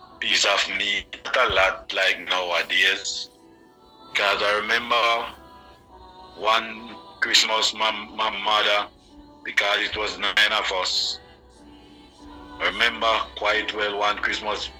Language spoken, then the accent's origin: English; Rock River, Saint Mary, Jamaica; I grew up in Rock River, a little district called Rock River, in St. Mary.